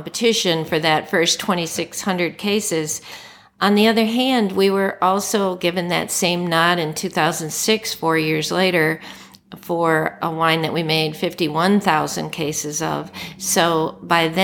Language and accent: English; Detroit, Michigan, United States; now in Oregon, United States; I'm from Detroit